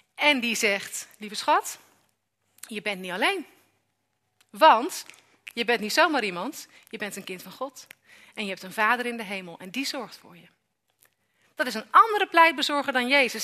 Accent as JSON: {"language": "Dutch", "town": "Amersfoort", "region": "Utrecht", "country": "Netherlands", "said": "ik kom uit Amersfoort"}